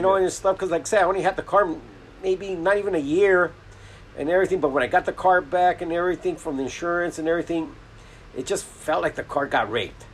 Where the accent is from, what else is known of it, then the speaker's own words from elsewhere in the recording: Los Angeles, California, United States; I grew up in Boyle Heights